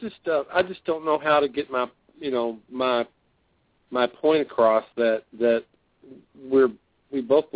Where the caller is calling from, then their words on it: Louisville, Kentucky, United States; I'm calling from Louisville.